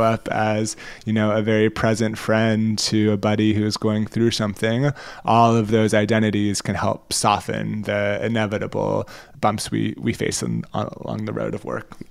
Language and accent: English; United States